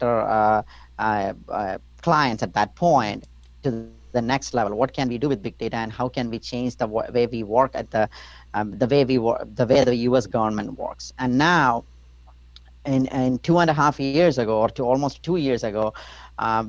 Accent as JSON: {"language": "English", "country": "India", "tie": "born or raised there", "moved": "yes", "said": "growing up, I grew up in India"}